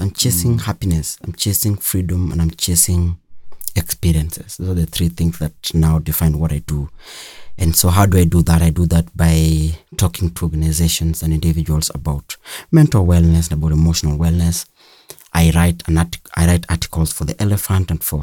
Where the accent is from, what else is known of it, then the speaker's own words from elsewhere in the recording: Ongeche, Kano Plains, Kisumu County, Kenya; born and raised in a small village called Ongeche in Kano Plains